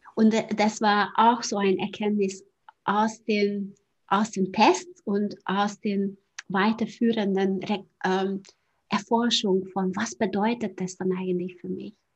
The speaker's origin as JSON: {"language": "German", "country": "Hungary", "second_language": "German", "moved": "as an adult", "said": "noch in Ungarn, ich komme ja aus Ungarn, vielleicht hört man auch auf, auf, der Sprache"}